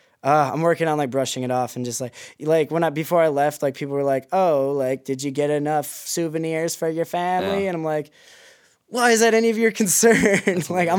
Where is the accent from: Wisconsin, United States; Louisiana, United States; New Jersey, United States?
Wisconsin, United States; now in Hong Kong; and I'm like, yo, y'all, I'm from Wisconsin.